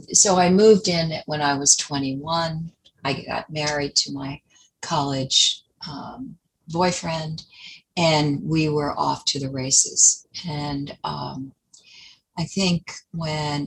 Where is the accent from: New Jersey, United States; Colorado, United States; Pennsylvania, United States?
Pennsylvania, United States; Harrisburg; moved away as an adult; now in New York City, United States; I did grow up in Harrisburg, Pennsylvania